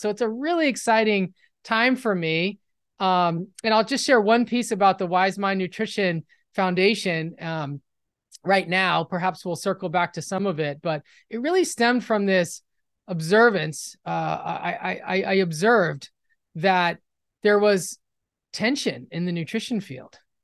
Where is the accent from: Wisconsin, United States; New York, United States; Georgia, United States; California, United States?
California, United States; Los Angeles; I'm from Los Angeles, West L A, and, um, in the, in the nineties, I was in high school